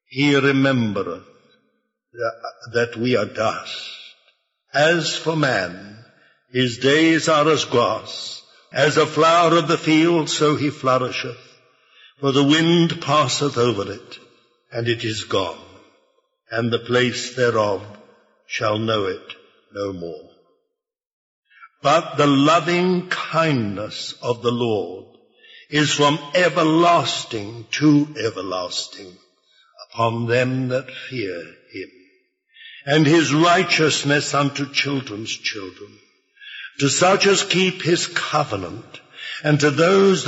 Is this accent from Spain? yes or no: no; United Kingdom; I was born in Britain by basically an accident